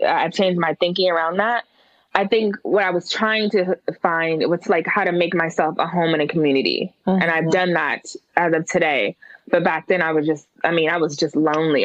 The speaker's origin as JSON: {"language": "English", "town": "Oakland", "region": "California", "country": "United States", "tie": "born or raised there", "also_born_or_lived": "Berkeley / San Francisco", "moved": "as an adult", "lives_now": "Atlanta, United States", "said": "I was born in Berkeley, raised in Oakland started college in San Francisco and then moved to Atlanta in 2009."}